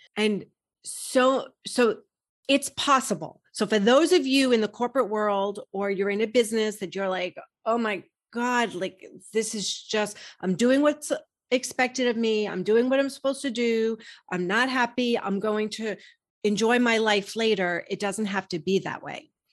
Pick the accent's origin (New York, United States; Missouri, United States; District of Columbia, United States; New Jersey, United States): New York, United States; I grew up in New York, I was working in Manhattan